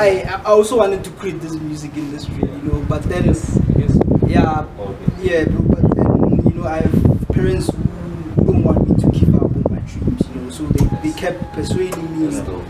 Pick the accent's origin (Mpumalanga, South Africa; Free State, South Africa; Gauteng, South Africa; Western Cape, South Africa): Gauteng, South Africa; Kagiso; I'm from Kagiso.